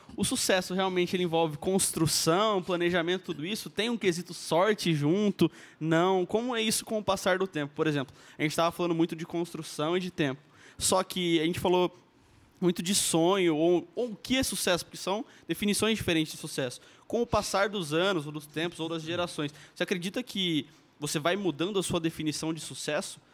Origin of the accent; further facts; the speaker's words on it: Maringá, Paraná, Brazil; eu nasci em Maringá também